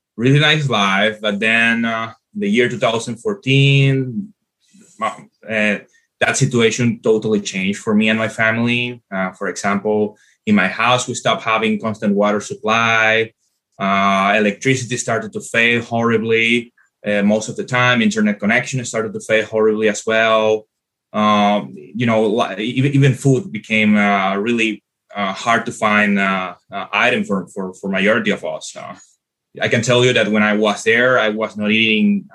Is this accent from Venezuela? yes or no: yes; Venezuela; moved away as an adult; now in United States; I grew up, of course, in Venezuela. I came from Venezuela. And pretty much in the year 2018, that's the year that I decided to come to America